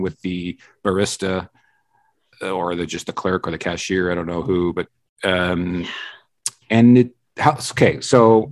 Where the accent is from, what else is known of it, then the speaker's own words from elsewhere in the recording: British Columbia, Canada; moved away; I'm originally from British Columbia